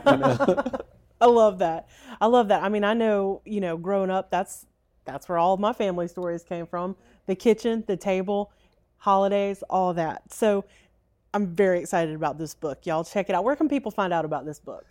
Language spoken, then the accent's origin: English; Clinton, Mississippi, United States; a great hometown and that, that being Clinton